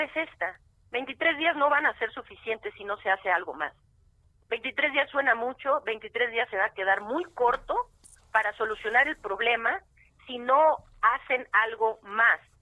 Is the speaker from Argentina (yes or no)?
no; Mexico; yo soy mexicana